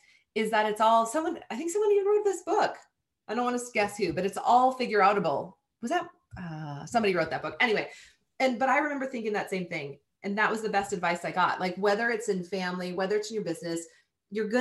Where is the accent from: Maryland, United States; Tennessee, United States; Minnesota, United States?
Minnesota, United States; Southern; I was a farm kid growing up in Southern Minnesota